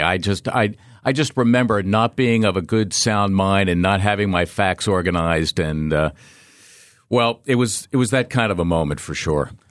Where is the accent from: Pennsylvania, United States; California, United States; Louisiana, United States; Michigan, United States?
Pennsylvania, United States; Philadelphia; growing up in Philly